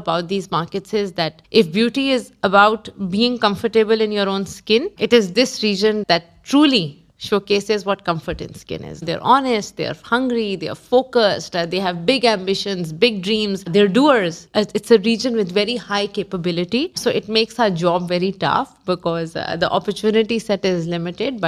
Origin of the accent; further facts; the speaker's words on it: Pakistan; moved away as an adult; also born or lived in Africa / GCC; now in Dubai, United Arab Emirates; Went back to my country as an HR director for a Pakistan subsidiary